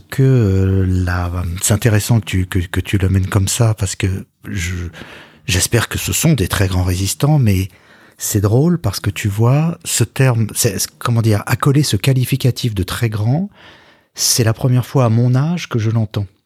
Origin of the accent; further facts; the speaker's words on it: Paris, Île-de-France, France; also born or lived in Boulogne-Billancourt, Hauts-de-Seine; alors je suis né dans les Hauts-de-Seine, à Boulogne, et j'ai grandi dans le 17e arrondissement, à Paris.